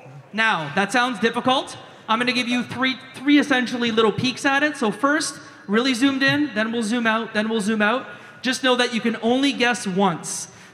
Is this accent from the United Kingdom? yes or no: no; Canada; I'm Canadian.